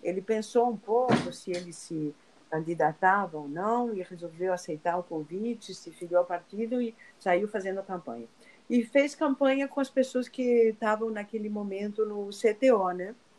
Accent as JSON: {"language": "Portuguese", "country": "Argentina", "moved": "yes", "lives_now": "Rio de Janeiro, Brazil", "said": "Eu sou argentina"}